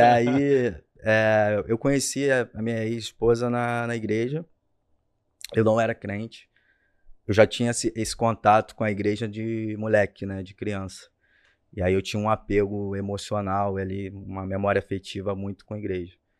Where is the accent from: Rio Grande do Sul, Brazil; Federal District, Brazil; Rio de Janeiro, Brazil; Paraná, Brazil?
Rio de Janeiro, Brazil; Rio Bonito; also born or lived in São Gonçalo; eu nasci em São Gonçalo, cara. Nasci em São Gonçalo, terra boa aí do Rio de Janeiro, para quem conhece. E aí eu fui morar em Rio Bonito, cresci em Rio Bonito